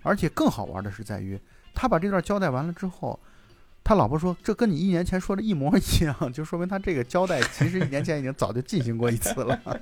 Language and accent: Chinese; China; 我们中国